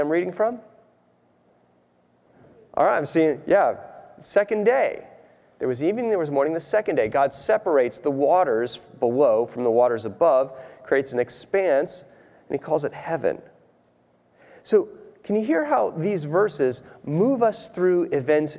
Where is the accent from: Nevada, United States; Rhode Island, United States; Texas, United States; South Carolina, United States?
Rhode Island, United States; I grew up in Rhode Island.